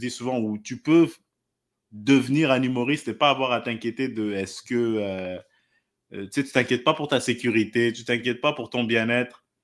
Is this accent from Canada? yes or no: yes; Quebec, Canada; on va dire on, parce que je suis québécois, on apprécie la culture